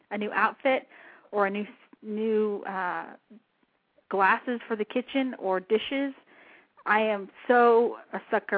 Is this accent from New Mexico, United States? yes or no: yes; southern New Mexico, United States; moved away; I grew up in New Mexico